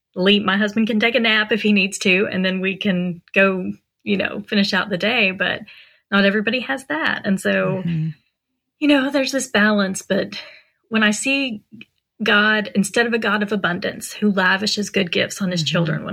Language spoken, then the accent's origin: English; Pennsylvania, United States; now in Texas, United States; And we came from Pennsylvania, and we had lots of supports in Pennsylvania.